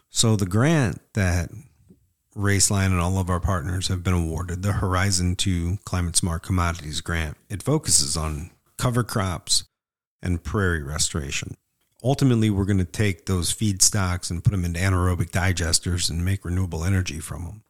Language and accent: English; Northwest Indiana, United States; Where I grew up in Northwest Indiana